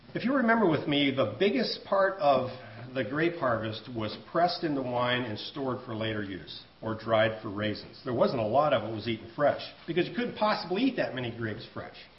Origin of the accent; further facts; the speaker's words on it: United States; I'm an American